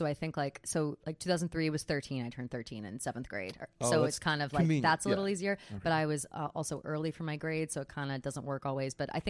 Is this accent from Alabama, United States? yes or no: no; New Jersey, United States; But I was so quick to ditch New Jersey. Until people are talking shit about New Jersey, then all of a sudden I'm like, Jersey strong.